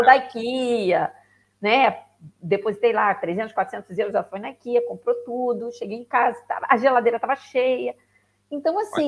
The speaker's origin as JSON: {"language": "Portuguese", "region": "Rio de Janeiro", "country": "Brazil", "tie": "born or raised there", "moved": "as an adult", "lives_now": "Braga, Portugal", "said": "Sou, sou do Rio, carioca da gema. Exatamente. Pai, mãe, avô, avó, tudo carioca."}